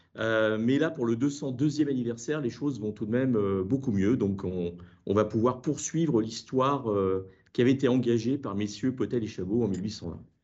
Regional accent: Brittany, France; en tant que breton

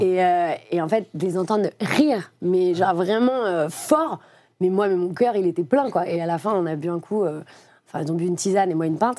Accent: Lyon, Auvergne-Rhône-Alpes, France; moved away; also born or lived in Paris; je viens de Lyon

